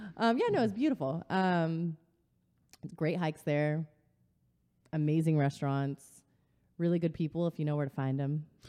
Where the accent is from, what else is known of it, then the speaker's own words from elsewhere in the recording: Riverside, California, United States; I'm from Southern California. I grew up in Riverside, California.